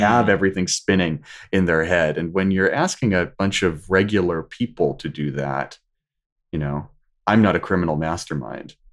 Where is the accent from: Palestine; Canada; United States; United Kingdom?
United States; Washington; moved away as an adult; also born or lived in California; Whenever I came back home from California, turned to Washington State